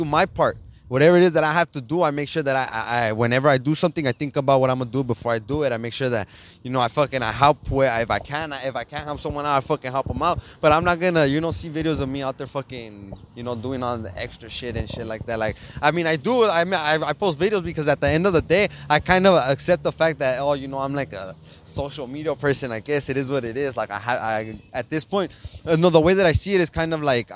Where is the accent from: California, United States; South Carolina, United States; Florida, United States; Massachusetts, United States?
California, United States; Los Angeles; I live in East LA, more on the other side. On the other side of East LA, closer to fucking to the Calvary Cemetery. I live down the street from the cemetery. So fucking, I mean, right there, the sign says East Los Angeles. That's where I'm from